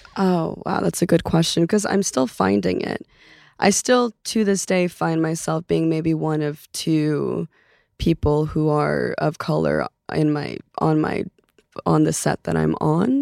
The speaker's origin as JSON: {"language": "English", "town": "Los Angeles", "region": "California", "country": "United States", "tie": "born or raised there", "also_born_or_lived": "Oslo, Norway", "first_language": "Norwegian", "second_language": "English", "said": "I grew up in West Hills, Canoga Park area"}